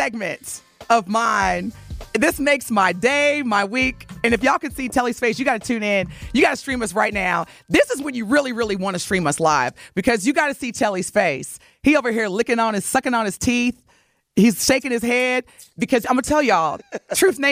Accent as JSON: {"language": "English", "region": "Indiana", "country": "United States", "said": "This is my sister. She and I have the same birthday. We're both from Indiana"}